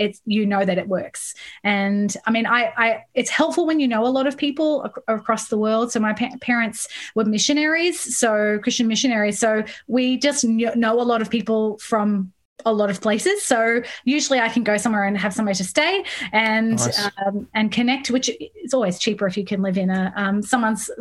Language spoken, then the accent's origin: English; Sydney, New South Wales, Australia; moved away as an adult; also born or lived in Midlands, United Kingdom; now in Melbourne, Australia; I was born in Sydney, but I grew up in the UK.